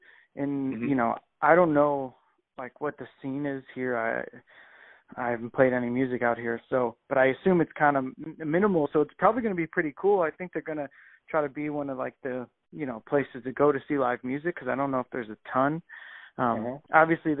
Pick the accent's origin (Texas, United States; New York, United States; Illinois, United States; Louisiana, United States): Illinois, United States; Chicago; "We're from here. I fucking play here 3 times a week, you know?"